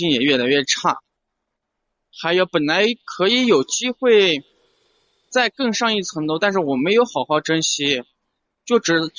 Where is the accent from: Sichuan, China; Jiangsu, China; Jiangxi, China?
Sichuan, China; now in Chengdu, China; 我九八年的，去年就我们是四川的，家在一个小城市。然后在去年四月份的时候来到了四川的成都，就是来成都，第一是因为家是农村的嘛，